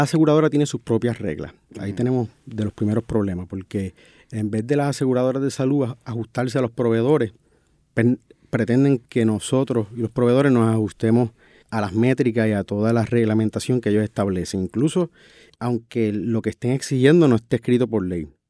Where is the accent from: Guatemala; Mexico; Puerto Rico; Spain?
Puerto Rico; San Sebastián; yo vengo de de un pueblo rural, yo soy natural de San Sebastián